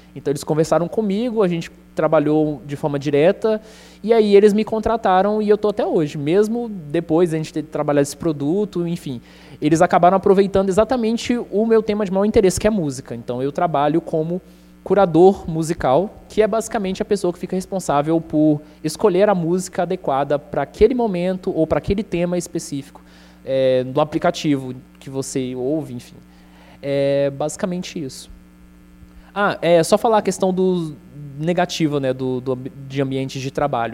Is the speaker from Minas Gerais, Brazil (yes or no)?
yes; Contagem, Minas Gerais, Brazil; accent: mineiro; also born or lived in São Paulo; now in Goiânia, Brazil; Com um ano eu fui para Contagem, na região metropolitana de Minas Gerais. Então meu sotaque é mineiro